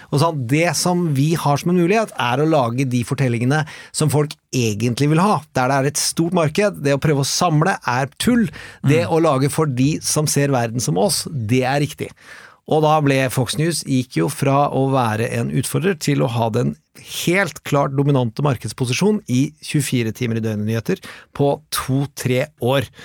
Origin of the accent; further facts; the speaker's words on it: Østfold, Norway; I Østfold, der vi kommer fra